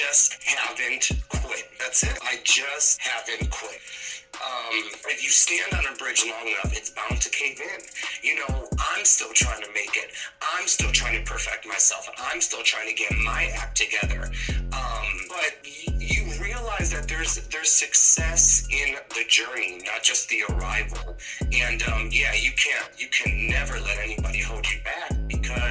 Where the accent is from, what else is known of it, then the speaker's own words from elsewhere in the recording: Chicago, Illinois, United States; I'm from Chicago